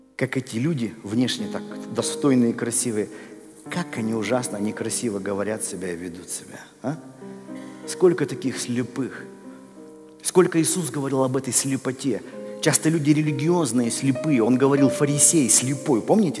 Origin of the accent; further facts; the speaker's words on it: Russia; я вырос в России